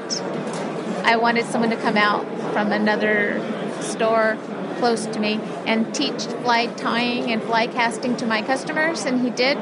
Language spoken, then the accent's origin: English; Aberdeen, Washington, United States; I was born and raised in Aberdeen along the mighty Wishkaw River